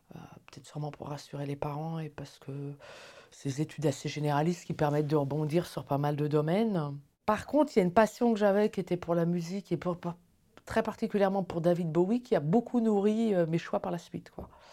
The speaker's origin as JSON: {"language": "French", "town": "Paris", "region": "Île-de-France", "country": "France", "moved": "as an adult", "lives_now": "Neuchâtel, Switzerland", "said": "je suis originaire de Paris"}